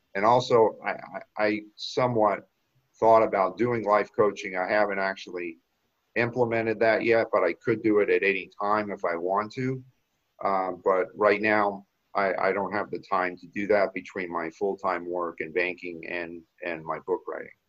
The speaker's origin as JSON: {"language": "English", "region": "South Florida", "country": "United States", "tie": "born or raised there", "also_born_or_lived": "Boston", "moved": "as an adult", "said": "I grew up in South Florida, went to Florida State"}